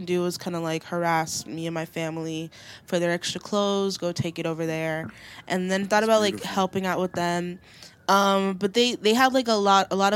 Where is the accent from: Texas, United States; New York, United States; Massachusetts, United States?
New York, United States; Long Island; also born or lived in Haiti (ancestry); now in Brooklyn, United States; I'm from Long Island. Born in Brooklyn, family from Haiti